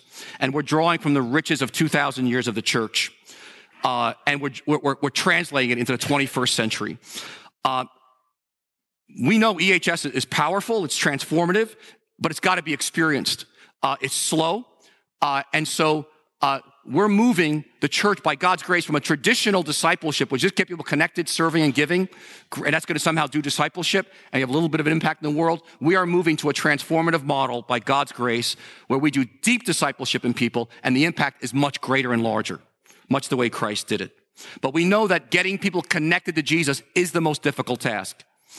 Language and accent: English; New York, United States; We're from New Yorkers. We tend to be cynical towards a lot of things.